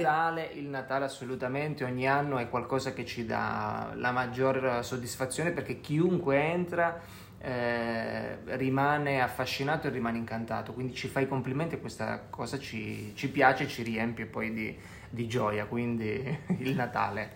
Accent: Calabria, Italy; un odore che mi ricorda la mia terra è sicuramente quello del mare.

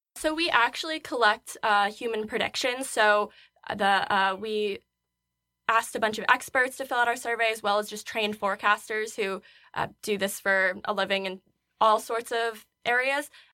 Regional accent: Fonda, New York, United States; moved away; I'm from Fonda, New York, which is about an hour west of Albany

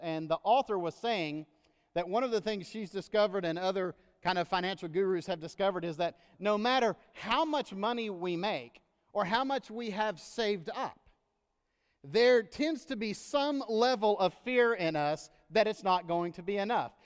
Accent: United States; as an American that loves this country, uh, and that is always happy to return home

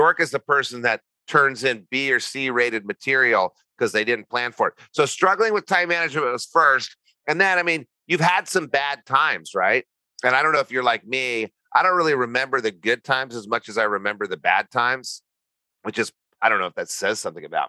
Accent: New Mexico, United States; I grew up in New Mexico

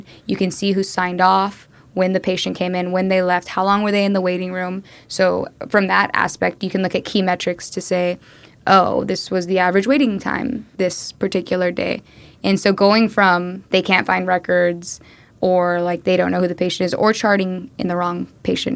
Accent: Austin, Texas, United States; I'm from Austin, Texas. Like not even from the States. I'm from Austin, Texas.

